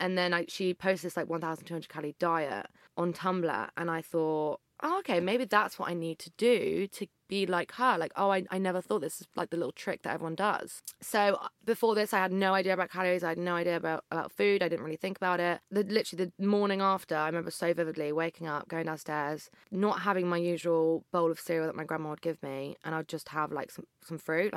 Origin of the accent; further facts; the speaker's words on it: Berkshire, South East England, United Kingdom; I grew up in Berkshire.